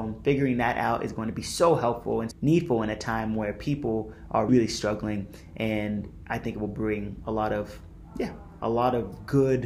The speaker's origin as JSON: {"language": "English", "region": "California", "country": "United States", "tie": "born or raised there", "said": "if you were born in California, which I was"}